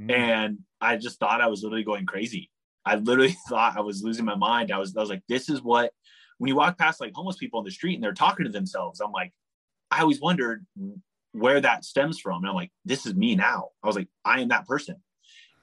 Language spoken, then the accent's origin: English; San Francisco Bay Area, California, United States; the other side of the Golden Gate Bridge, which is kind of my hometown, my home area